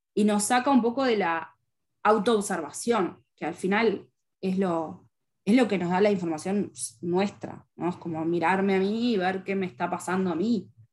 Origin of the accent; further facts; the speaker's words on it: Uruguay; yo soy uruguaya y vivo en Montevideo